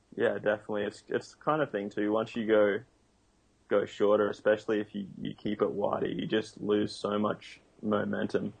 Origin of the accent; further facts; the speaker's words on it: Noosa, Queensland, Australia; I grew up in Noosa